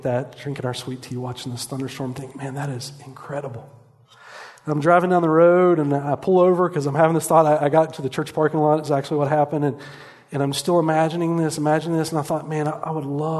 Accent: East Coast, United States; now in Lehi, United States; I grew up on the East Coast where it rains like that every hour

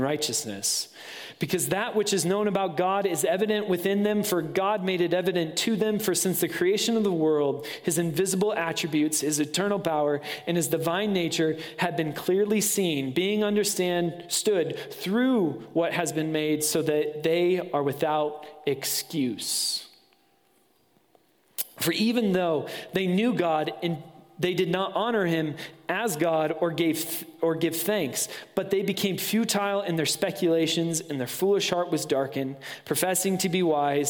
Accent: West Michigan, United States; moved away; Being from West Michigan, there's Zondervan

